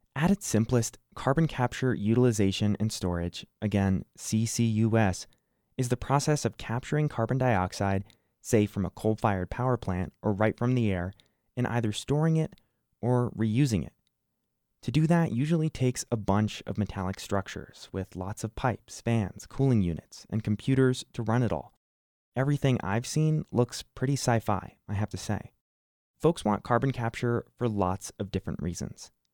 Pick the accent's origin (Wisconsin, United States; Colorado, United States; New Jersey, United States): New Jersey, United States; now in Wyoming, United States; I didn't grow up in Wyoming. I grew up in New Jersey the Garden State, home of The Sopranos